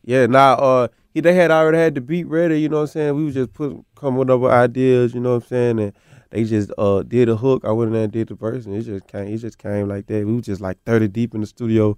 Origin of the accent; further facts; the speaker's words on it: the South, United States; being from the South